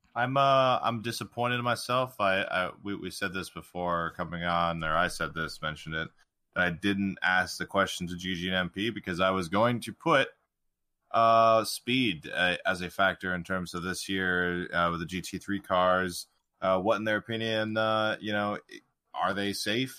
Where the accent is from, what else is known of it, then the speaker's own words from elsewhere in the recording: United States; as an American